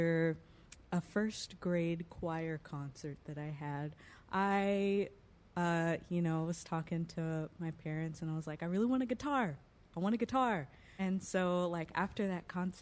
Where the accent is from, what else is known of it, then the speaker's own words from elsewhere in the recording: Central Ohio, United States; I grew up in Central Ohio